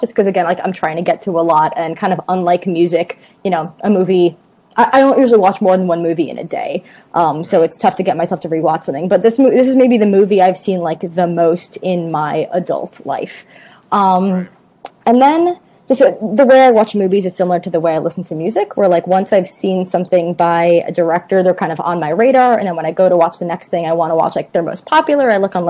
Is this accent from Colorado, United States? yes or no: no; Long Island, New York, United States; I grew up on Long Island.